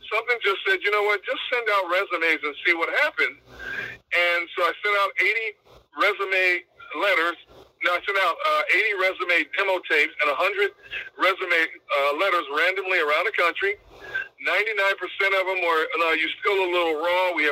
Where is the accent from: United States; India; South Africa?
United States; Milwaukee, Wisconsin; moved away as an adult; also born or lived in California / San Diego / Pittsburgh; now in Philadelphia, United States; he was from my hometown, Milwaukee. He was from South Milwaukee. I was from North Milwaukee.